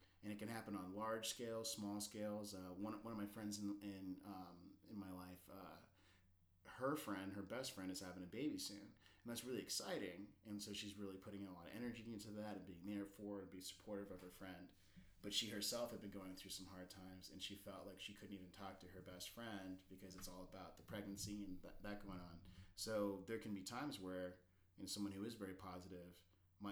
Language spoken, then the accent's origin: English; Alaska, United States; I grew up in Alaska and it's a very independent kind of Wild West place to grow up.